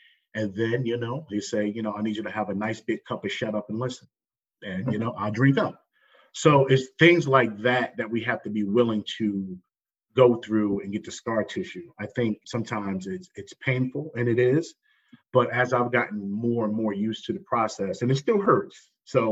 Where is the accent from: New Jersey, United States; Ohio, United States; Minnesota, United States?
New Jersey, United States; Jersey City; growing up where I grew up, Jersey City, New Jersey